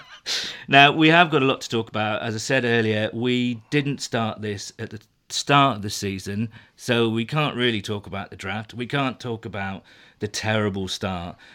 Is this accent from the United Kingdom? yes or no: yes; United Kingdom; I'm, I'm British